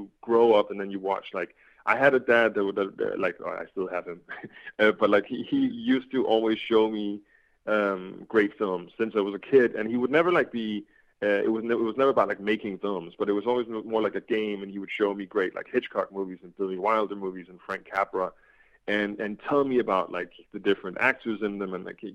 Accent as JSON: {"language": "English", "country": "Denmark", "said": "I'm from Denmark"}